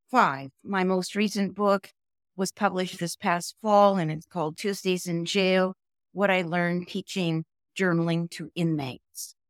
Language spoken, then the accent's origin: English; Cincinnati, Ohio, United States; moved away as an adult; also born or lived in Toledo, Ohio / Wyoming; now in Jackson, United States; I was raised mostly in Ohio, born in Toledo, uh, lived mostly in Cincinnati